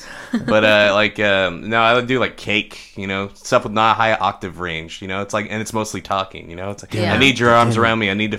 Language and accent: English; Lubbock, Texas, United States; I'm from Lubbock.